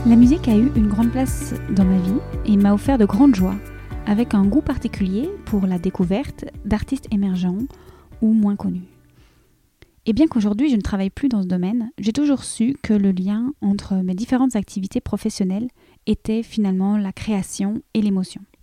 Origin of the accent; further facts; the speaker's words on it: Belgium; je suis belge